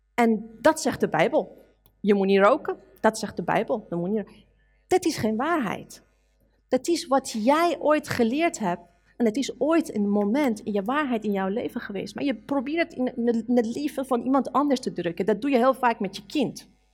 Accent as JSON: {"language": "Dutch", "country": "Iran", "tie": "born or raised there", "second_language": "Dutch", "moved": "yes", "lives_now": "Netherlands", "said": "als een Iraanse meisje"}